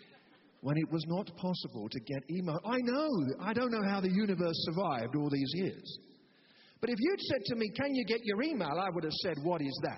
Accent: United Kingdom; of course I'm a Christian. I'm British.

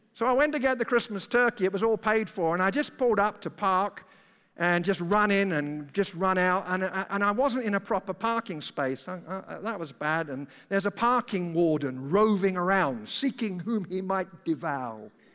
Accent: United Kingdom; moved away as an adult; now in United States; it's a British passport. I'm, uh, I'm not an American citizen. I'm a resident alien here.

